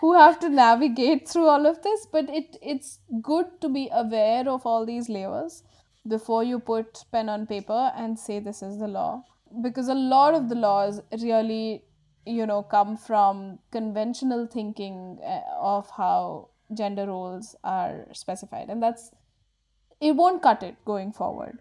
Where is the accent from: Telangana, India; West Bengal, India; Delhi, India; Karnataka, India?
Karnataka, India; Bangalore; I grew up in Bangalore when Bangalore was becoming a tech hub